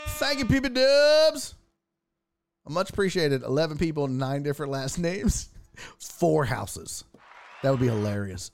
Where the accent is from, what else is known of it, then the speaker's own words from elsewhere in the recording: Houston, Texas, United States; I'm from Houston.